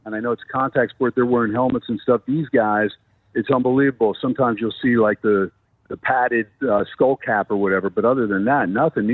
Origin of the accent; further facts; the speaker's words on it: New Jersey, United States; also born or lived in New York; now in Las Vegas, United States; I'm from New Jersey initially